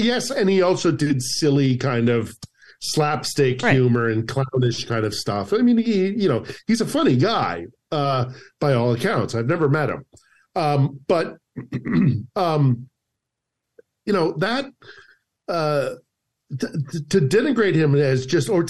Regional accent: United States; now in Ukraine; I'm an American

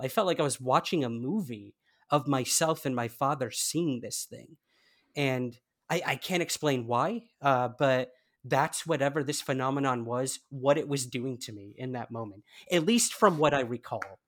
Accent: United States; moved away as an adult; now in United Kingdom; can't tell by my accent, I am from the United States. And uh, I recently moved to the UK

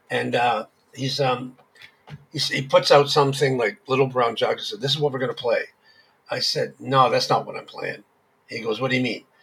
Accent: Hamilton, Ontario, Canada; Yes, I was born in Hamilton.

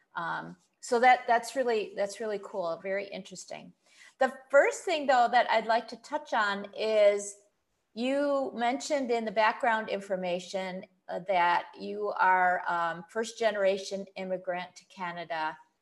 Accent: United States; moved away as an adult; now in Kuwait; I grew up in the States

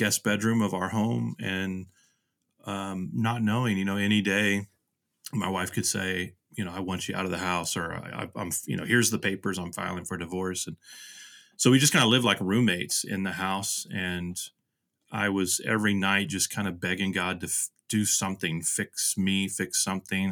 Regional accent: Houston, Texas, United States; also born or lived in Nashville / Vermont; now in Kansas City, United States; the places I grew up in Houston

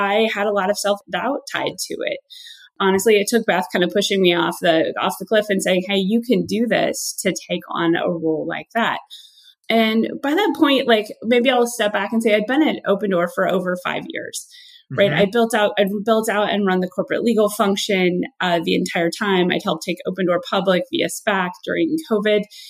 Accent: Midwest, United States; I'm originally from the Midwest, and there's sort of a joke that I'm an incredibly hardworking Midwestern person.

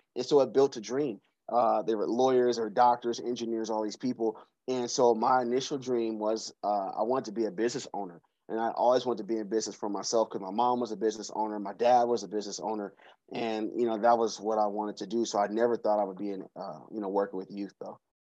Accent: Seattle, Washington, United States; also born or lived in Georgia; now in Atlanta, United States; I'm from Seattle, Washington. I grew up in the CD, uh, right off of Yesler Street

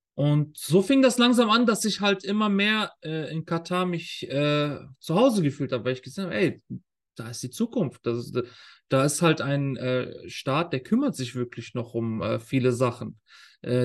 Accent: Germany; moved away as an adult; now in Qatar; die Schulen bei uns in Deutschland

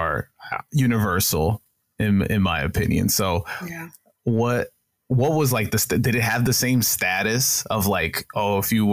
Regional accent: New York City, New York, United States; I'm from New York

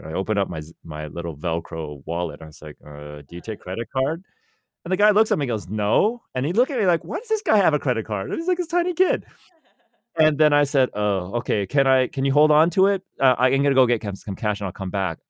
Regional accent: Silicon Valley, California, United States; born and raised in Silicon Valley

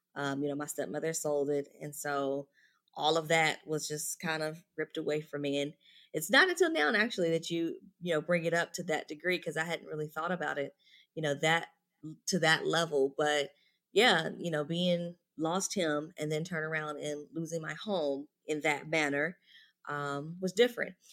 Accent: Louisville, Kentucky, United States; moved away; I'm originally from Louisville, Kentucky

